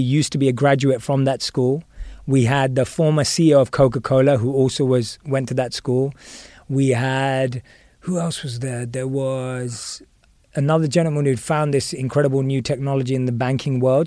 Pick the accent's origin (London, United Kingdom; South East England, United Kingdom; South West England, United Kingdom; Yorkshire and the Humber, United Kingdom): London, United Kingdom; moved away; I was born and raised in London